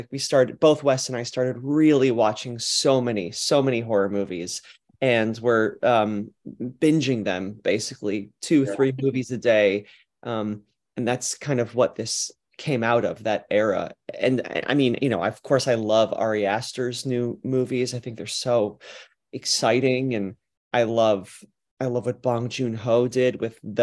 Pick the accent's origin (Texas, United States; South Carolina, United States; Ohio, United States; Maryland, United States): Ohio, United States; Cleveland; also born or lived in New York City; now in Los Angeles, United States; I'm from Cleveland